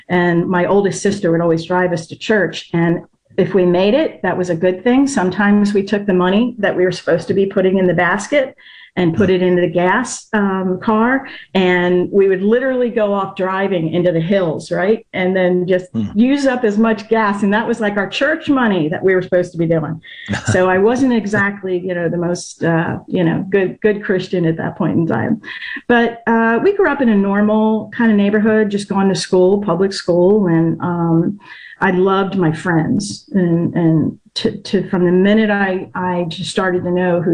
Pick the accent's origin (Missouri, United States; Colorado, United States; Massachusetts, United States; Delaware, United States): Delaware, United States; northern; moved away as an adult; I grew up in Delaware, like northern Delaware, about 20 minutes south of Philly. And I'm back in Delaware now